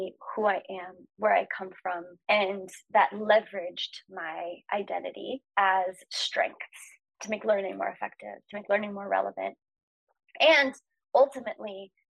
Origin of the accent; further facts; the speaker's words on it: Norman, Oklahoma, United States; my family lived in Norman